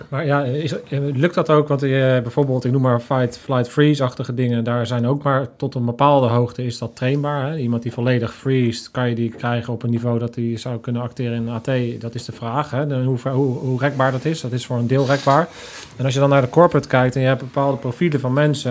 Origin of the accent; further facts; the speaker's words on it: The Hague, South Holland, Netherlands; ik kom uit Den Haag